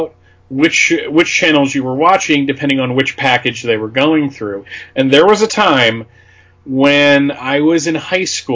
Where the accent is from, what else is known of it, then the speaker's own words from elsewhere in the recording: Allentown, Pennsylvania, United States; I grew up in a little postage stamp called West Coastville. And because we were near Allentown